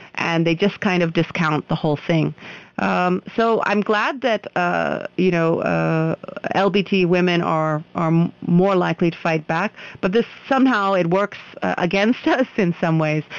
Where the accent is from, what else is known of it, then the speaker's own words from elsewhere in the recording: United States; now in India; I'm an American